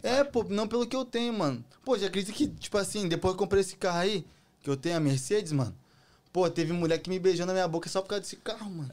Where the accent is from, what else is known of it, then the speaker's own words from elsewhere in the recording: Erval Velho, Santa Catarina, Brazil; now in United States; E eu sou, sou de Santa Catarina. Erval Velho, nome da cidade